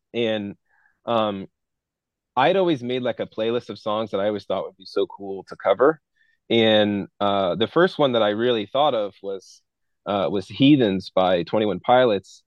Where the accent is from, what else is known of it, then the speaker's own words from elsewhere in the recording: United States; growing up in the American culture